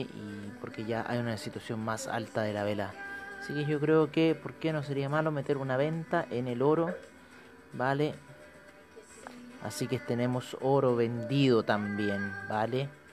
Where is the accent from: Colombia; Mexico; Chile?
Chile; nosotros eh, como chilenos